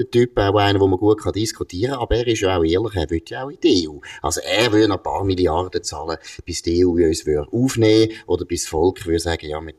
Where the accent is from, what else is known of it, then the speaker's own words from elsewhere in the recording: Switzerland; Ich würde jetzt eben als Schweizer würde ich sagen